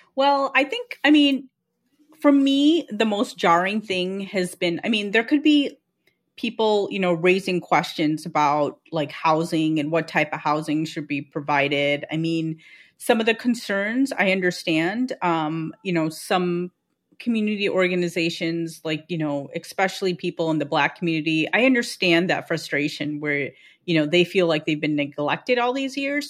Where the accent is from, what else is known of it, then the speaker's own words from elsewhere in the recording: Chicago suburbs, Illinois, United States; I spent my first four years in Chicago, but then we moved to the suburbs